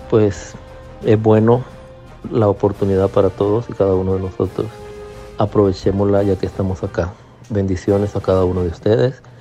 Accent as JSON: {"language": "Spanish", "country": "El Salvador", "moved": "as an adult", "lives_now": "Rhode Island, United States", "said": "desde Rhode Island, el estado más pequeño de la nación pues aquí viviendo el sueño americano como todo salvadoreño, luchando por el bienestar de nuestras familias. Hace siete años emigré a este país"}